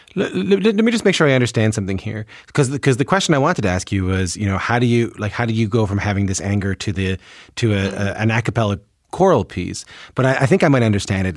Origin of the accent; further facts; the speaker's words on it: Newfoundland and Labrador, Canada; moved away; I'm from Newfoundland.